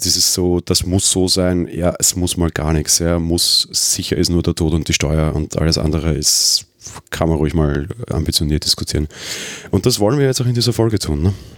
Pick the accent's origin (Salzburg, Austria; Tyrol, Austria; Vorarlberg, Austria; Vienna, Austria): Vienna, Austria; Als Österreicher